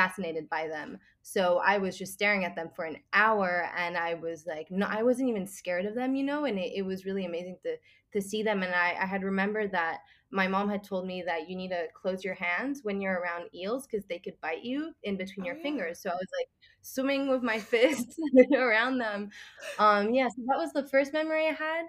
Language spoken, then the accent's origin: English; Singapore; also born or lived in Switzerland; I'm originally from Switzerland, but I moved to Singapore when I was 5, and I've lived here for almost 13 years